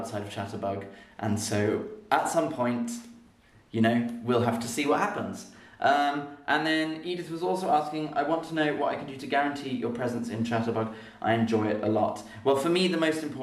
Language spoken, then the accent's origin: English; London, United Kingdom; moved away as an adult; now in Berlin, Germany; my home city of London